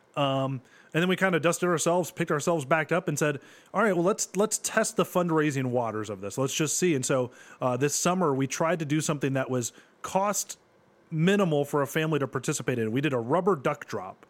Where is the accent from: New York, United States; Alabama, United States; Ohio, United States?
Ohio, United States; Bowling Green; I grew up in Bowling Green